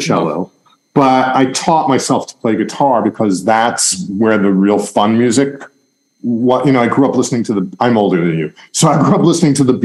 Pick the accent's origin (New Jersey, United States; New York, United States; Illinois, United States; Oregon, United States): New York, United States; Long Island; I grew up outside of New York in Long Island, which is in the suburbs